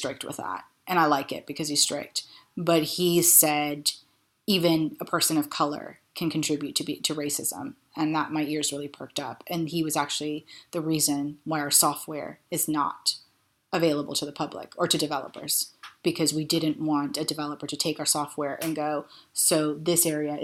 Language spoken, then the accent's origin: English; Florida, United States; now in London, United Kingdom; I grew up in Florida